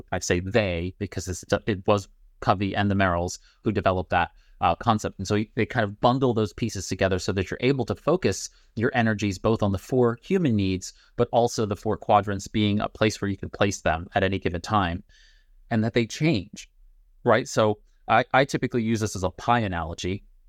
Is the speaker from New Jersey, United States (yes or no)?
no; New York City, New York, United States; now in Pittsburgh, United States; I'm from Brooklyn. I live in Pittsburgh.